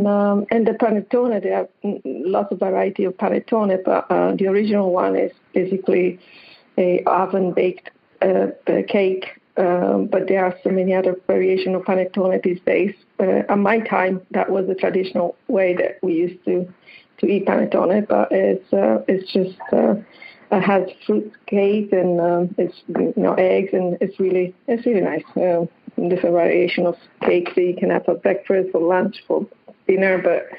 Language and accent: English; Apulia, Italy; now in United States; In Puglia.